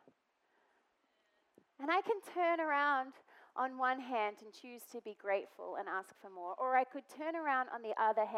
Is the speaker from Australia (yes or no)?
yes; Australia; moved away; I'm Australian